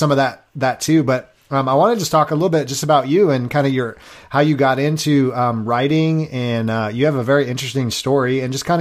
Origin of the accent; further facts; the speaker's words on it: California, United States; moved away as an adult; also born or lived in Grand Rapids, Michigan; I'm from California originally, and so we moved out there